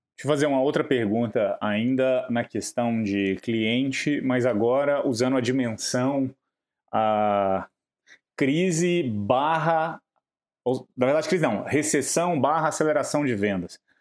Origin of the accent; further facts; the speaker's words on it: Minas Gerais, Brazil; Eu sou, eu sou de Minas, é, minha cidade era ali encostada no Goiás